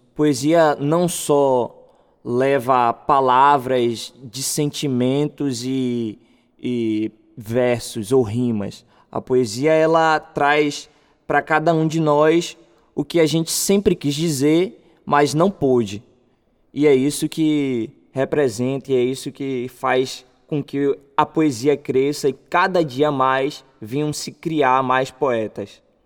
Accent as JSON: {"language": "Portuguese", "town": "Salvador", "region": "Bahia", "country": "Brazil", "said": "eu sou morador do bairro de Novo Horizonte, ali perto de Sussuarana"}